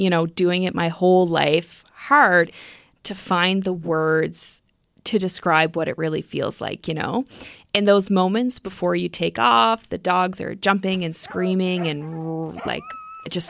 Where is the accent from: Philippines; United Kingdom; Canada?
Canada; Port Hope Simpson, Newfoundland and Labrador; now in Happy Valley-Goose Bay, Canada; I'm from Port Hope Simpson, Labrador, living in Happy Valley Goose Bay